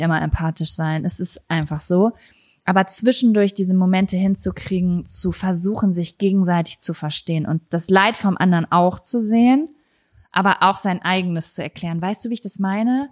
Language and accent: German; Lübbecke, North Rhine-Westphalia, Germany; moved away; ich bin aus der Stadt weggezogen